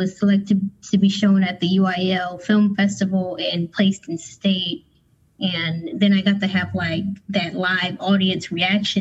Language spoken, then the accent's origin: English; Philadelphia, Pennsylvania, United States; now in Louisville, United States; I'm in Louisville, Kentucky, but I'm from Philadelphia